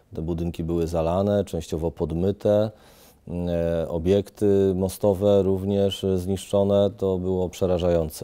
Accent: Poznań, Greater Poland, Poland; jestem, jestem poznaniakiem

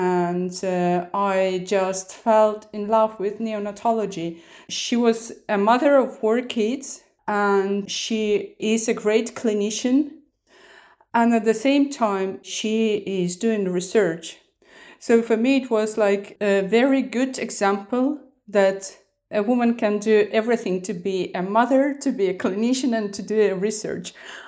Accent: Estonia; English is a second language; I'm originally from Estonia. I started my medical studies at Tartu University.

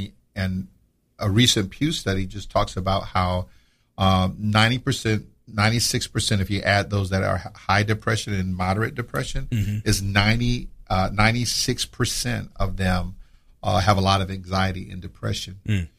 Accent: Slidell, Louisiana, United States; now in Jacksonville, United States; I'm originally from Slidell, Louisiana, a little town right outside of New Orleans. Born and raised there. Graduated from Slidell High in 87, joined the Navy. That's how I ended up here in Jacksonville.

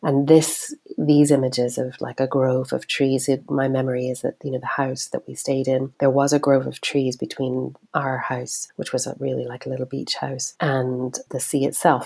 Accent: Tehran, Tehran Province, Iran; moved away; I grew up in Tehran in the city

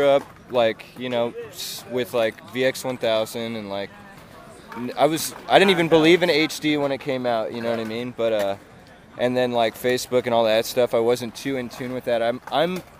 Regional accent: San Diego, California, United States; I'm from San Diego, California

